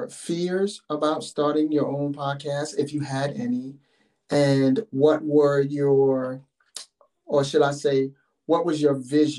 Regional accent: New York, United States; I'm from New York, yes. Myself, Brooklyn, New York

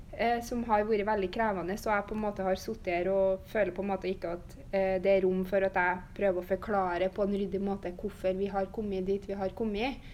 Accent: Steinkjer, Trøndelag, Norway; moved away as an adult; now in Bodø, Norway; jeg er jo oppvokst i Steinkjer og har bodd i Steinkjer fram til nå.

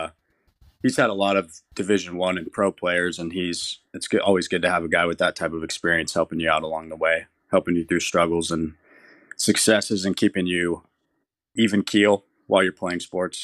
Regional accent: Fresno, California, United States; also born or lived in San Diego; Well, I'm from Fresno.

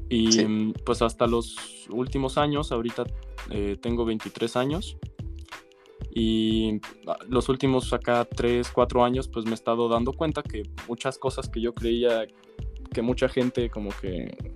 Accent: Mexico; mi familia es rusa, vivo en México, yo soy mexicano.

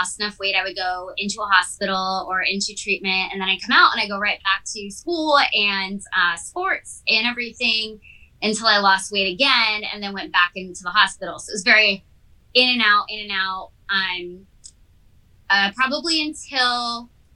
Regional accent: Massachusetts, United States; also born or lived in California; now in Redondo Beach, United States; I lived on the East Coast, so I'm from Massachusetts

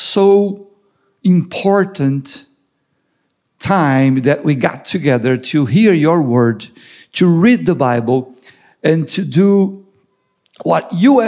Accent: Brazil; moved away as an adult; also born or lived in New Jersey / Florida; now in Long Island, United States; I'm from Brazil, living in the U.S. for, 23, 24 years.

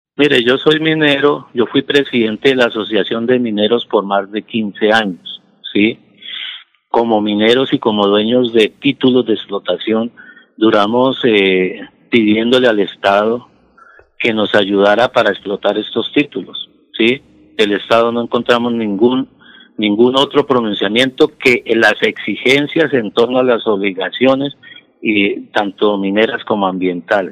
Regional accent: Soto Norte province, Santander, Colombia; nosotros allá 20 mil somos colombianos, somos santandereanos

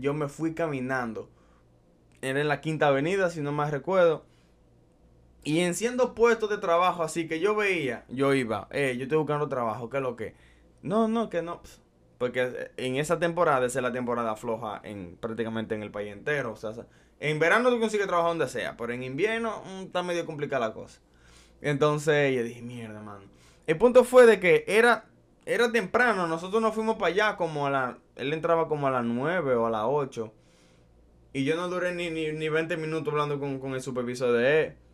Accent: Dominican Republic; moved away as an adult; also born or lived in Brooklyn, New York; now in United States; yo soy dominicano. Eh, de la mata, criado, nacido y criado allá en mi bella tierra

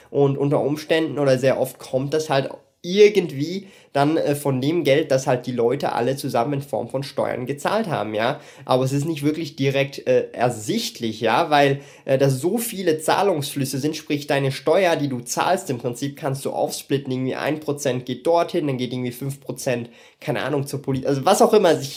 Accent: Switzerland; ich bin Schweizer Bürger, ja, äh, ich kann jetzt von mir nicht sagen, ich bin EU-Bürger, weil die Schweiz halt nicht in der EU ist

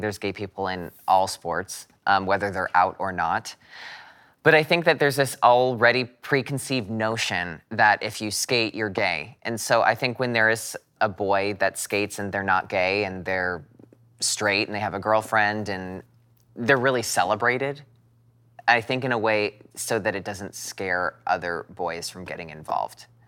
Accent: United States; being an American

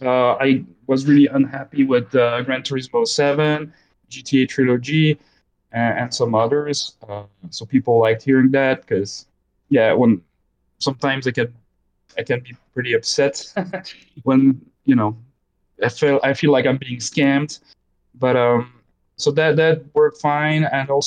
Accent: Belgium; born there; accent: Belgian French, Canadian French; English is a second language; so I was born in Belgium as well, so there's some and it's French, so there's some Belgian French, Canadian French in my accent

